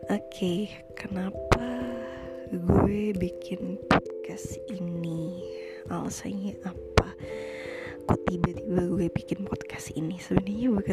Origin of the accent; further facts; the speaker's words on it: Trenggalek, East Java, Indonesia; gue itu salah satu kota kecil di Jawa Timur berada di antara Ponorogo dan Tulungagung Trenggalek namanya